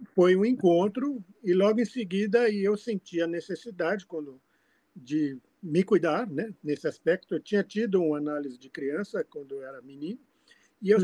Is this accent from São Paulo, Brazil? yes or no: yes; São Paulo, Brazil; born or raised there; also born or lived in Fortaleza, Ceará, Brazil